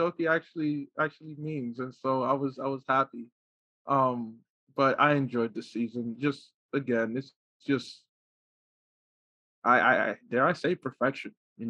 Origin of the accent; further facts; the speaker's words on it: Newark, New Jersey, United States; I'm from Jersey.